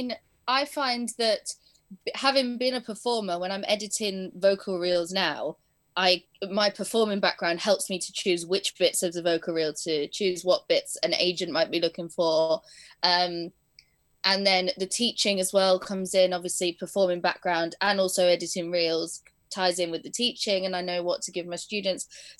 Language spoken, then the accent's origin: English; Spain; also born or lived in Blackpool; I was born in Blackpool, but my parents wanted to move to Spain when I was 2 years old. So we moved over.